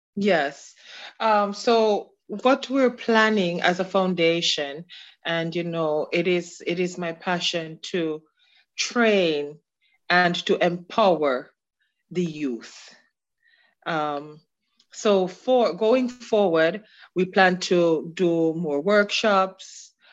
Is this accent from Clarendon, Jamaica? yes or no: yes; Osborne Store, Clarendon, Jamaica; moved away as an adult; now in Queens, United States; I'm from the community of Osborne Store in Clarendon